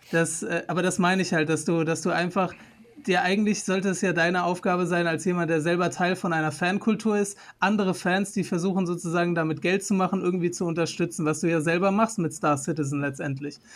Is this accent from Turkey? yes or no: yes; Turkey; wenn ich da reingehe, ich bin Türke, denken Sie, dass ich die ausrauben möchte?